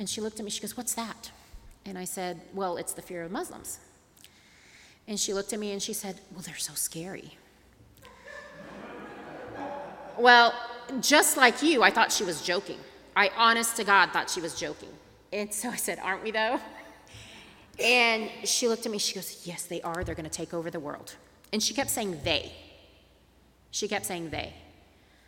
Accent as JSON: {"language": "English", "town": "Tulsa", "region": "Oklahoma", "country": "United States", "tie": "born or raised there", "said": "growing up in Tulsa, Oklahoma"}